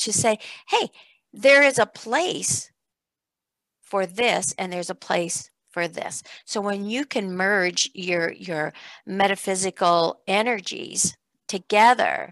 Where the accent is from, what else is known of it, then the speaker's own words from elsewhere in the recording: Iowa, United States; growing up in Iowa on a farm, there wasn't a whole lot of anything out there.